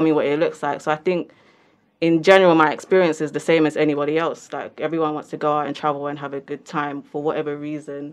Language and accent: English; London, United Kingdom; I'm from London